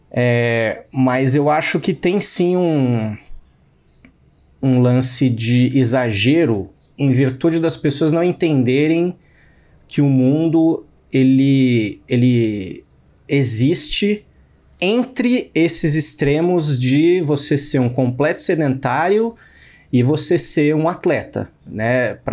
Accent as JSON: {"language": "Portuguese", "region": "São Paulo", "country": "Brazil", "said": "eu falo mal de paulistano mesmo, sendo paulistano."}